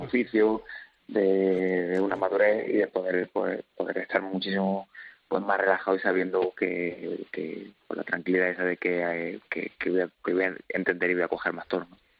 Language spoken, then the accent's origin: Spanish; Linares, Andalusia, Spain; yo nací en Linares